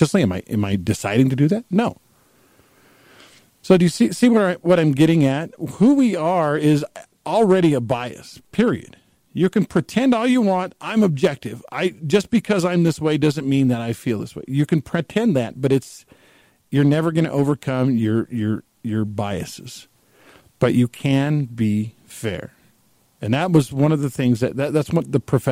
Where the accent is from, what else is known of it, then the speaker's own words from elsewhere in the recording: Texas, United States; I grew up in Texas.